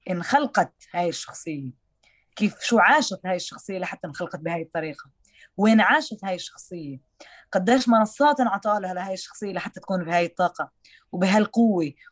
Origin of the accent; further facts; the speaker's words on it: Jatt, Haifa District, Israel; moved away as an adult; also born or lived in Jerusalem; انا ذكرت اني انا بنت قريه مثل... جات المثلث لاني انا بعتز اني انا بنت جت المثلث وطلعت هيك وانا طلعت من القدس بس انا كمان ابنه فلسطين